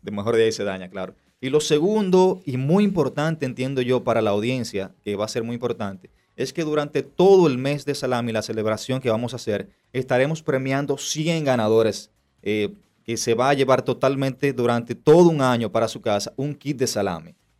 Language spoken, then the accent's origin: Spanish; Dominican Republic; nosotros como dominicanos